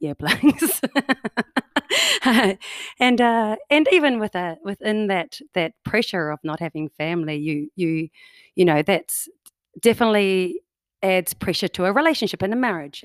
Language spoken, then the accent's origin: English; New Zealand; now in Canada; as you can tell by my accent, I do not come from Canada. I'm a New Zealander, oh, New, from New Zealand.